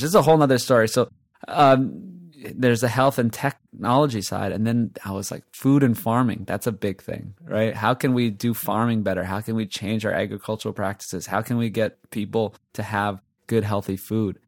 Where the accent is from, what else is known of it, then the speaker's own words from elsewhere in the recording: Hawaii, United States; I'm from Hawaii, right? I grew up, born and raised in Hawaii.